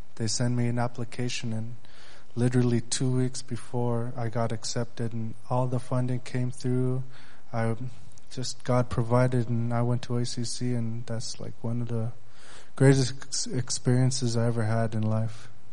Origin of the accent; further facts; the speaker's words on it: Bethel, Alaska, United States; I'm from Bethel, Alaska.